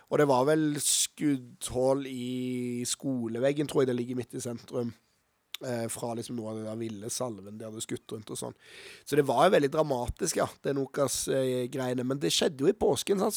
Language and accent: Norwegian; Stavanger, Rogaland, Norway; moved away as an adult; now in Oslo, Norway; Jeg er født i Oslo, faktisk, men vokste opp i Stavanger